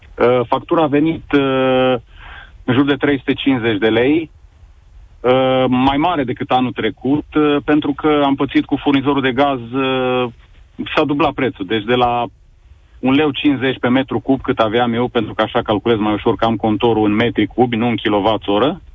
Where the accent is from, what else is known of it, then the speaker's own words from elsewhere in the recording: Sibiu, Sibiu County, Romania; eu sunt din Sibiu